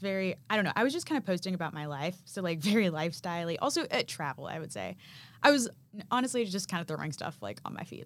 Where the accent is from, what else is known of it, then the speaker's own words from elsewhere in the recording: Arkansas, United States; moved away as an adult; now in Nashville, United States; I'm from Arkansas